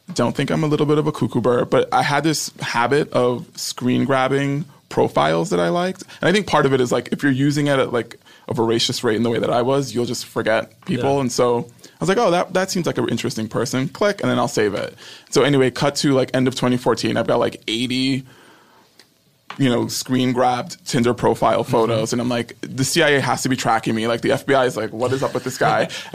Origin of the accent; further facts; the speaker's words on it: New York, United States; now in Los Angeles, United States; I'm from New York.